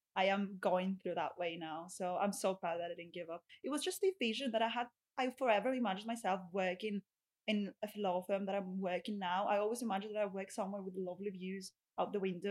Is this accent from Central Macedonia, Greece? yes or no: no; Rhodes, South Aegean, Greece; English is a second language; moved away as an adult; now in United Kingdom; I am from Rhodes. I had to travel to Athens, the capital